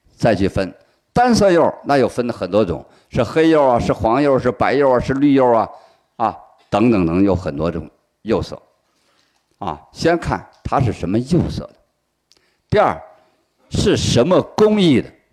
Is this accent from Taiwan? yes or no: no; China; 我们伟大的中华人民共和国成立